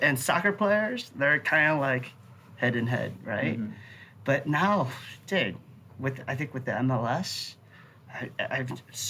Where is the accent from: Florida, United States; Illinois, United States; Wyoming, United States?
Illinois, United States; suburbs of Chicago; also born or lived in Vietnam / Batavia, Illinois; I was born in Vietnam, came over to the States in 75 after the war. Immigrant family in Batavia, Illinois, the Midwest